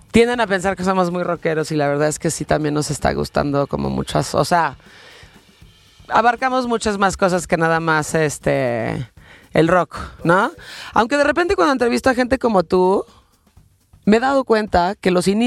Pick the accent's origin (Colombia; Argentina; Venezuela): Venezuela; now in Mexico City, Mexico; Soy de Venezuela.